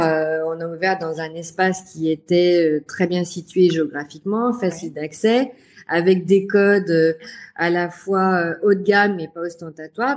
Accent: Lyon, Auvergne-Rhône-Alpes, France; j'ai trouvé du travail à Lyon, comme quoi je ne devais pas quitter ma ville natale

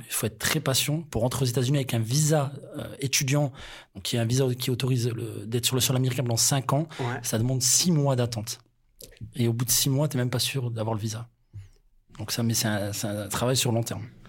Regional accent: France; on est français

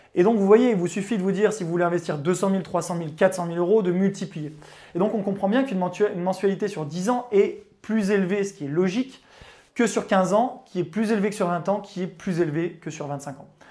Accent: Chambéry, Auvergne-Rhône-Alpes, France; born or raised there

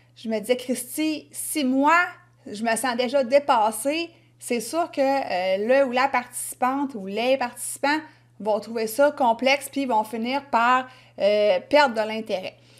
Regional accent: Quebec, Canada; accent: Québécois

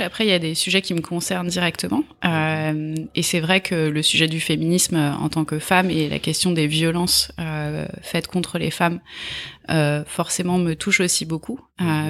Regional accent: Draveil, Île-de-France, France; also born or lived in Australia / New Zealand; je suis née euh, à Draveil, dans l'Essonne

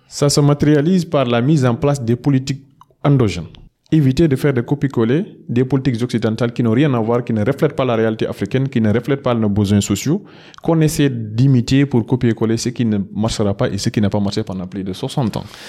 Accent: Matam, Senegal; je suis de Fourdou, dans la, commune de Oudalaï, notamment dans le département de Ranil, c'est un peu dans la région de Matam

